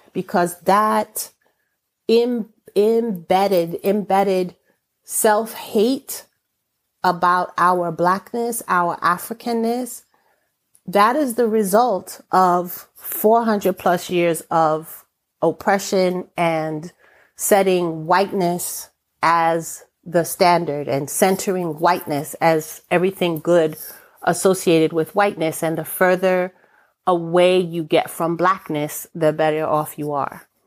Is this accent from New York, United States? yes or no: yes; New York, United States; first language English; My first language is English. I'm born and raised in New York